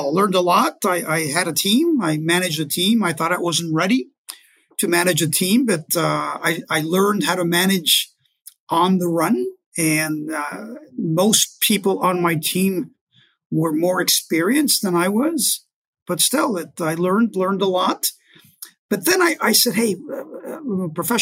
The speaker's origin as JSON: {"language": "English", "country": "Costa Rica", "also_born_or_lived": "Mexico City, Mexico", "moved": "as an adult", "said": "I am from Costa Rica. So I went from Costa Rica to Mexico City to go to optometry school with the idea of going back home"}